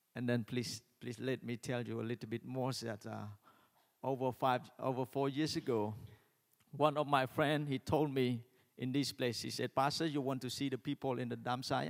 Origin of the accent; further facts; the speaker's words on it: Cambodia; when we're from Cambodia, we greeting is like